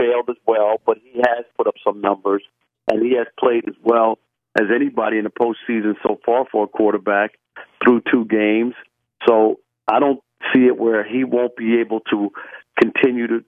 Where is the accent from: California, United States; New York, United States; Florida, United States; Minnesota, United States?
New York, United States; moved away; my whole childhood growing up in New York